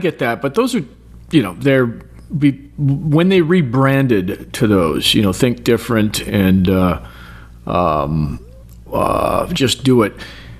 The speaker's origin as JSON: {"language": "English", "area": "Sonoma County", "region": "California", "country": "United States", "said": "I'm from Sonoma County, which is right next door to Napa."}